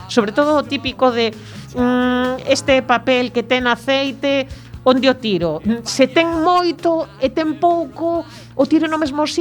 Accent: A Coruña, Galicia, Spain; como cidadanía coruñesa

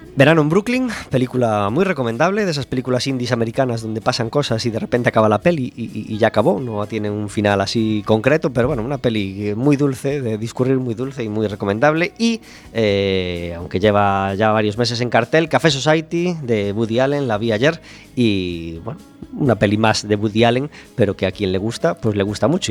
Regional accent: Galicia, Spain; Somos los gallegos

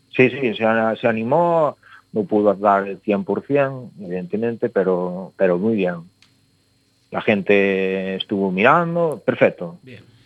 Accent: Valadouro, Galicia, Spain; somos unos somos de Ferreira, otros de Alfoz

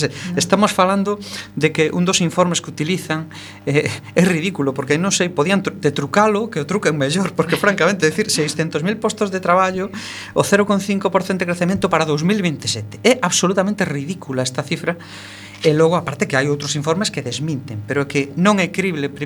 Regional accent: O Ribeiro, Galicia, Spain; Eu son do Ribeiro

